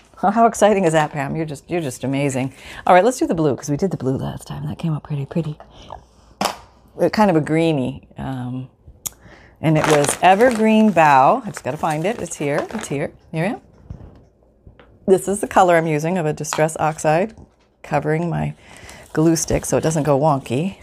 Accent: Canada; moved away; also born or lived in United States; I'm still Canadian. I'm Canadian and American

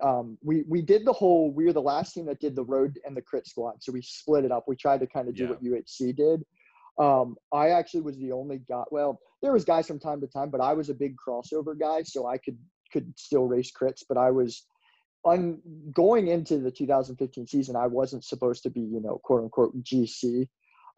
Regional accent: Lancaster County, Pennsylvania, United States; I'm from Lancaster County, Pennsylvania.

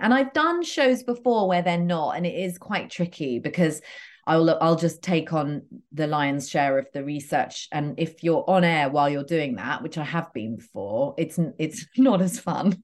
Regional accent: United Kingdom; also born or lived in Los Angeles; now in London, United Kingdom; I grew up uh, just outside London. So, but, but pretty rural.

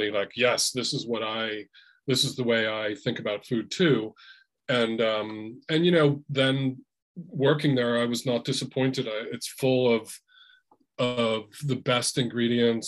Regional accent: New Jersey, United States; also born or lived in Boston / New York / Italy; now in Berkeley, United States; I live in Berkeley now, but I grew up in New Jersey

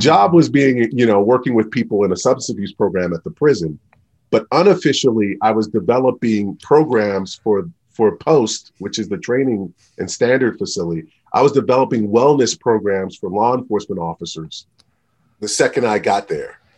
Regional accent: just outside of Baltimore, Maryland, United States; moved away as an adult; also born or lived in Utah; I grew up just outside of Baltimore, Maryland

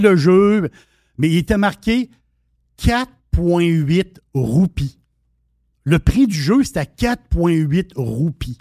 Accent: Quebec, Canada; nous, Québécois

